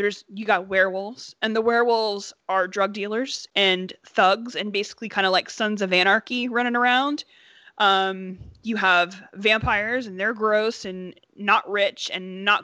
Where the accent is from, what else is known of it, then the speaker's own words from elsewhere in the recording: Appalachia, Southern Ohio, United States; I'm from Southern Ohio. I'm from the hills of Appalachia